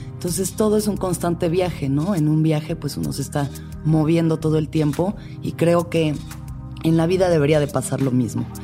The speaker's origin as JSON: {"language": "Spanish", "region": "Mexico City", "country": "Mexico", "tie": "born or raised there", "said": "Nací y crecí en la Ciudad de México"}